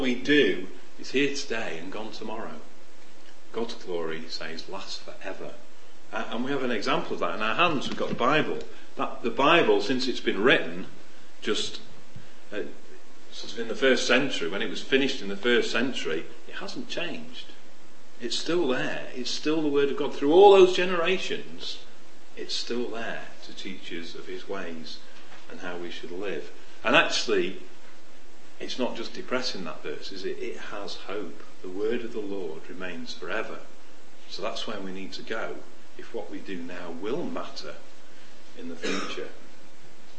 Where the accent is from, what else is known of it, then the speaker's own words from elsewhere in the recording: Sheffield, Yorkshire and the Humber, United Kingdom; When I was a kid, I was in Sheffield, and I grew up in Sheffield